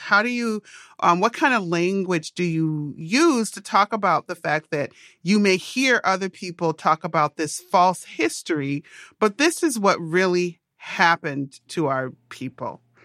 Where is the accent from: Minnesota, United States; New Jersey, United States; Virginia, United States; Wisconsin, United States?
Minnesota, United States; I grew up in Minnesota